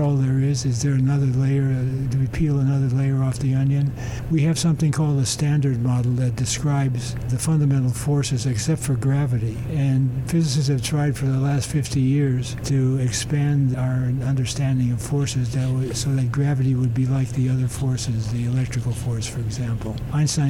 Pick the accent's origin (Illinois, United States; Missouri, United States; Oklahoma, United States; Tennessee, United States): Illinois, United States; Chicago; moved away; I grew up in Chicago